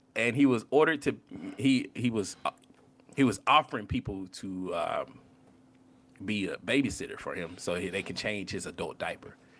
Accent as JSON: {"language": "English", "region": "the Bible Belt", "country": "United States", "said": "I'm from the Bible Belt."}